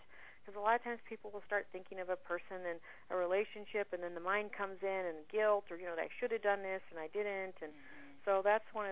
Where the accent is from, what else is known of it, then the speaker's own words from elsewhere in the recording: Phoenix, Arizona, United States; my hometown in Phoenix